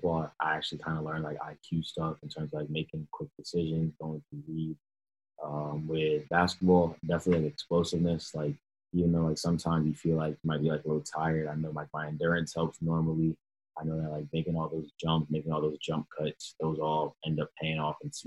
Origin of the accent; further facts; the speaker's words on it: Atlanta, Georgia, United States; also born or lived in New York; I had just moved to Atlanta, Georgia. Obviously, I was born in New York